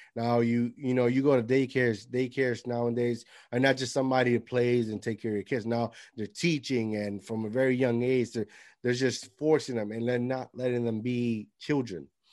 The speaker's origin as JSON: {"language": "English", "country": "Puerto Rico", "tie": "born or raised there", "moved": "yes", "said": "I grew up with my grandparents in Puerto Rico"}